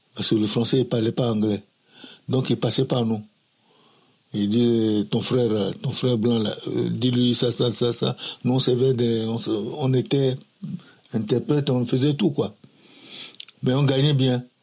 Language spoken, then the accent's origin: French; Lomé, Maritime, Togo; moved away as an adult; also born or lived in Nigeria / Benin; now in France; Je suis né à Lomé euh, le 5 54 J'ai grandi à Lomé